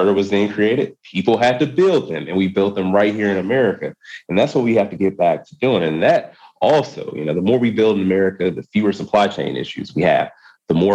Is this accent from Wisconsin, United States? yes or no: yes; Wisconsin, United States; my home state of Wisconsin